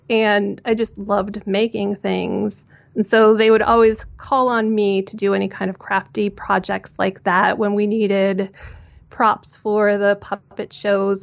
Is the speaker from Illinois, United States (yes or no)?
yes; suburbs of Chicago, Illinois, United States; I grew up in the suburbs of Chicago